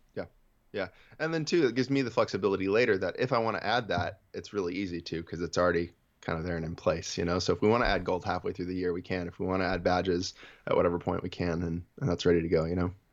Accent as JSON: {"language": "English", "region": "Central Valley of California", "country": "United States", "said": "I'm from the Central Valley of California."}